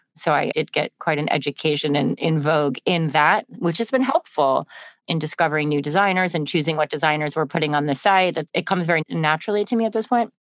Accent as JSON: {"language": "English", "region": "Connecticut", "country": "United States", "tie": "born or raised there", "said": "I grew up in Connecticut"}